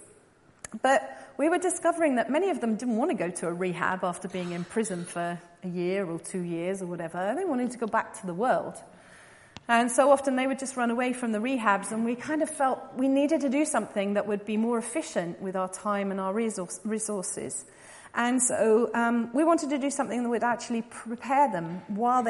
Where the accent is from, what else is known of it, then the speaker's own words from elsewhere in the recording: England, United Kingdom; moved away as an adult; also born or lived in São Paulo, Brazil; now in Brazil; I was obviously born in England, you can tell that by my accent, and I went to Brazil in 1999.